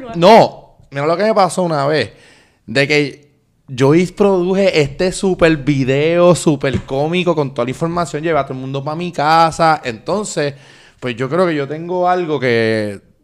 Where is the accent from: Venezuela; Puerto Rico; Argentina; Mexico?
Puerto Rico; nosotros como puertorriqueños